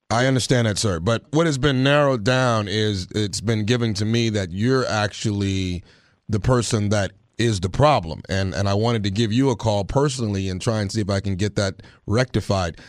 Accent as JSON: {"language": "English", "town": "Texarkana", "country": "United States", "tie": "born or raised there", "moved": "yes", "said": "my hometown, Texarkana"}